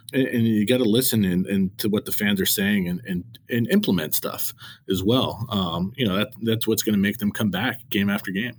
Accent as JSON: {"language": "English", "region": "Connecticut", "country": "United States", "tie": "born or raised there", "said": "growing up in Connecticut, I went to Yankee Stadium a lot, a lot as a kid"}